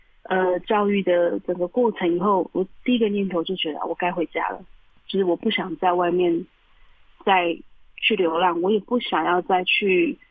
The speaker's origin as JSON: {"language": "Chinese", "area": "Huanshan tribal village, Heping District", "region": "Taichung", "country": "Taiwan", "tie": "born or raised there", "moved": "yes", "said": "对故乡，就是对自己的部落，就有非常非常深的感情。"}